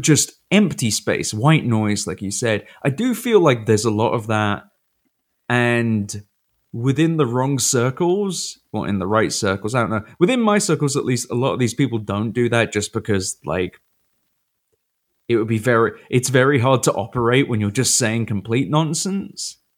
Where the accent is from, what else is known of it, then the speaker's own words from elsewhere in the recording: United Kingdom; moved away; now I'm a British guy who knows football